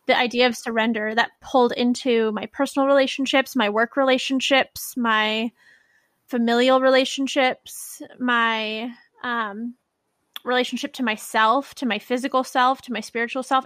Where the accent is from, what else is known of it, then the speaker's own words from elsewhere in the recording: Bay Area, California, United States; I'm from the Bay Area